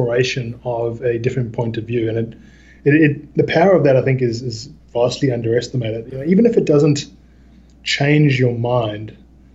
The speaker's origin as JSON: {"language": "English", "country": "South Africa", "tie": "born or raised there", "moved": "yes", "lives_now": "Australia", "said": "I grew up in South Africa at the height of the apartheid era"}